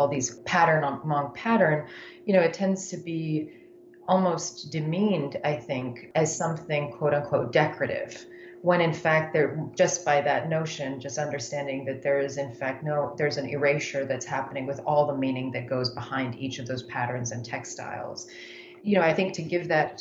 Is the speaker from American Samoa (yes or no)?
no; Yemen; moved away; also born or lived in United States; I grew up in Yemen